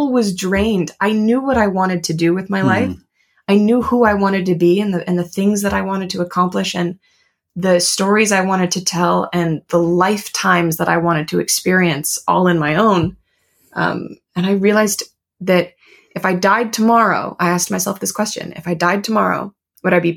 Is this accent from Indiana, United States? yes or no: no; Connecticut, United States; I grew up just outside of New York City, actually, in Connecticut